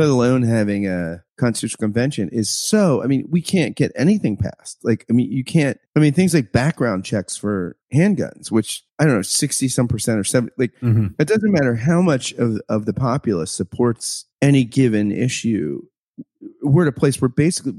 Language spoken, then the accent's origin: English; United States; as an American today